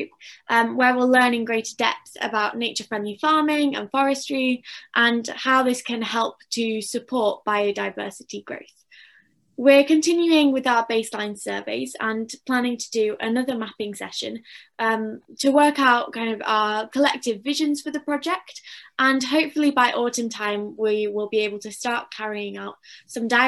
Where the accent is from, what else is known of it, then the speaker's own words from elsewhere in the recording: Macclesfield, North West England, United Kingdom; I'm 15 and I'm from Macclesfield in Cheshire.